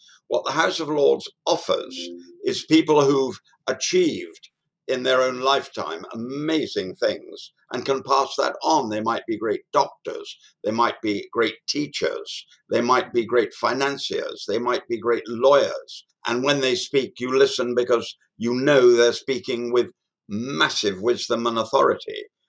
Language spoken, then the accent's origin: English; Australia; It is, as you will rightly press me on as an Australian, unelected.